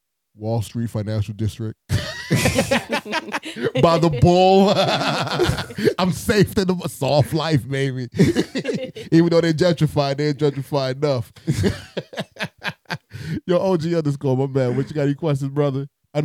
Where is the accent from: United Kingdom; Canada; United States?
United States; New York City, New York; born or raised there